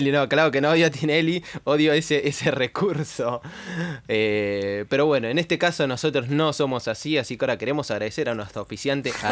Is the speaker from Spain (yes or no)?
no; Argentina